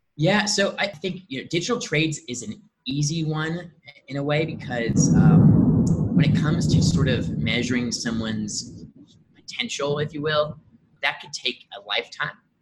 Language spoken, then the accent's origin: English; Indianapolis, Indiana, United States; also born or lived in Medellin, Colombia; born and raised in Indianapolis, Indiana